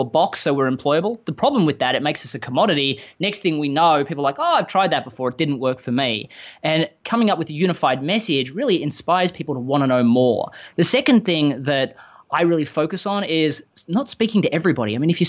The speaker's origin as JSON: {"language": "English", "town": "Melbourne", "region": "Victoria", "country": "Australia", "tie": "born or raised there", "moved": "as an adult", "lives_now": "Austin, United States", "said": "from the accent that while I live in the US, I live in Austin, Texas, I'm not quite from around here. I grew up in Melbourne, Australia."}